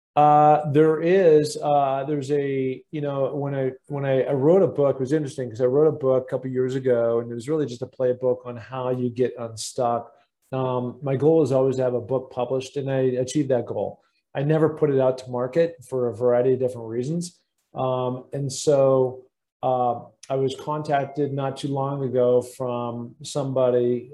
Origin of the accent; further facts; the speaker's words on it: Seattle, Washington, United States; growing up in Seattle, Washington